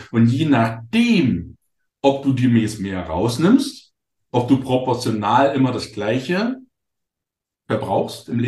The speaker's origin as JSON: {"language": "German", "town": "Wittenberg", "region": "Saxony-Anhalt", "country": "Germany", "said": "ich bin ja, ich komme ja aus der Lutherstadt Wittenberg."}